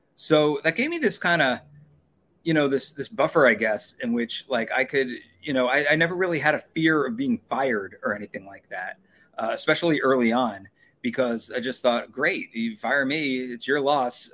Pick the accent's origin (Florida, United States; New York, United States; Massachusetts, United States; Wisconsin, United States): New York, United States; Long Island; moved away as an adult; also born or lived in Los Angeles; I'm from New York. I'm from Long Island.